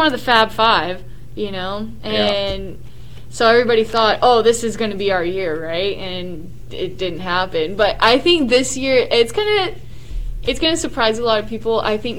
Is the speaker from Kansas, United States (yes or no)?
no; Houston, Texas, United States; just because I'm from around the Houston area, but no, it is not Houston.